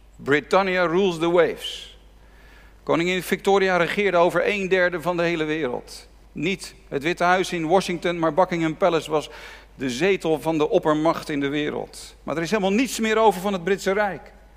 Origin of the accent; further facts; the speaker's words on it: Netherlands; ons land